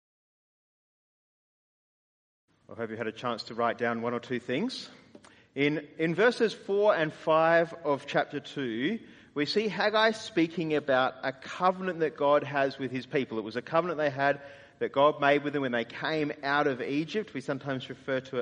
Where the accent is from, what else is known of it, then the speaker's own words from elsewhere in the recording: Australia; as Australian evangelicals